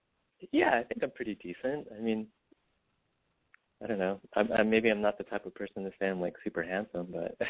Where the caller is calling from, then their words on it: Los Angeles, California, United States; Oh, I'm …. I'm 36, and I'm in L.A.